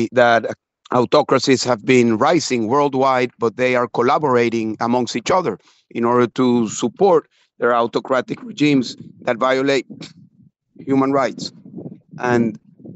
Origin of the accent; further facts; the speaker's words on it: Venezuela; moved away as an adult; I am from Venezuela